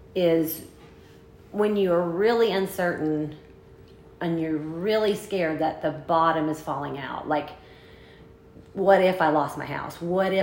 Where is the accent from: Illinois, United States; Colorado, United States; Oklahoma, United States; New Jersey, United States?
Oklahoma, United States; We're from Oklahoma.